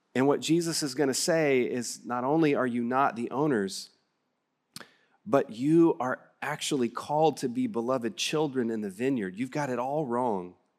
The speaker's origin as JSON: {"language": "English", "region": "West Texas", "country": "United States", "accent": "West Texas", "said": "my West Texas accent"}